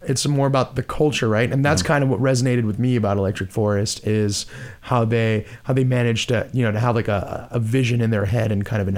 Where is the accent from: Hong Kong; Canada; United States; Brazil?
Brazil; moved away; also born or lived in And I'm originally from Brazil.; the life that I grew up with in Brazil